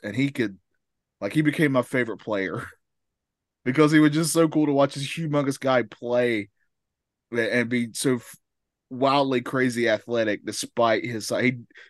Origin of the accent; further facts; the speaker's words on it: North Carolina, United States; growing up in North Carolina, it's most certainly a basketball state here